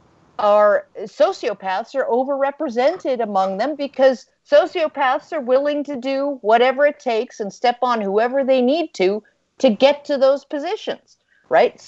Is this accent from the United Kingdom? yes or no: no; Canada; I'm a Canadian